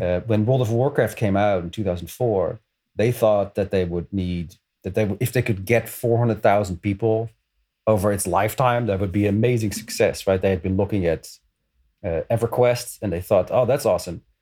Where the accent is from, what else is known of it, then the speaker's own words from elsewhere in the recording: Netherlands; moved away as an adult; now in New York, United States; I'm originally from the Netherlands. I escaped twenty years ago